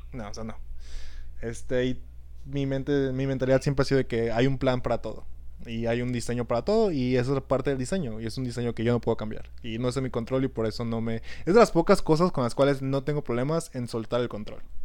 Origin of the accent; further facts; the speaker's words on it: Mexico; como buenos mexicanos